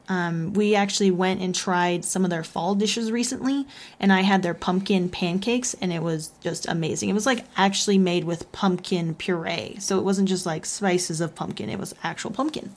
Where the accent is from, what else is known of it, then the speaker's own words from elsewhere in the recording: Texas, United States; I'm from Texas, y'all